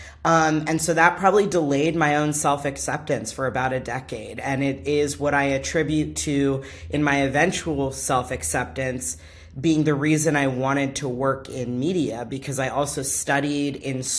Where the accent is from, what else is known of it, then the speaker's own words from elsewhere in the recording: Orange County, California, United States; growing up in Orange County, California